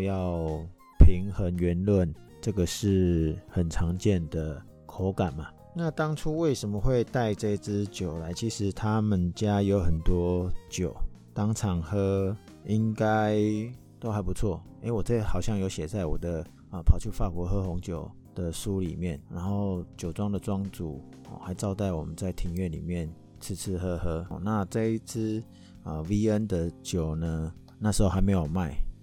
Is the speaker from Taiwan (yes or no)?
yes; Taiwan; 我们台湾人